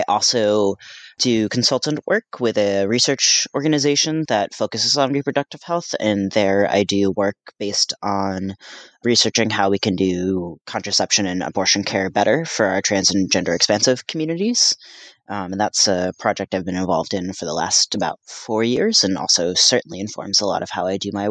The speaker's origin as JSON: {"language": "English", "region": "New Jersey", "country": "United States", "tie": "born or raised there", "also_born_or_lived": "Paraguay", "moved": "yes", "lives_now": "Boston, United States", "said": "I consider myself from Paraguay, although I was raised in New Jersey"}